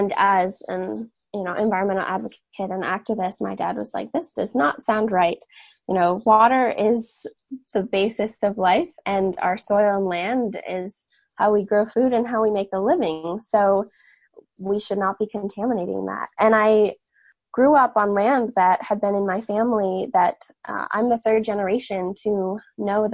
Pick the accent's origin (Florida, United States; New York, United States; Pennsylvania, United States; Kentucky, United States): New York, United States; Catskill Mountains, upstate; I was born and raised in the Catskill Mountains in upstate New York